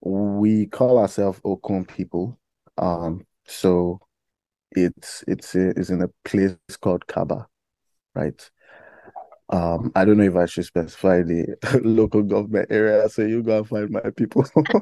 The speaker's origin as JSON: {"language": "English", "town": "Iyamoye", "region": "Kogi", "country": "Nigeria", "said": "I'm from Kogi State in Nigeria, and from the Yoruba speaking part of Kogi State, because we have like I think like 3 to 4 different tribes in Kogi State, major tribes actually."}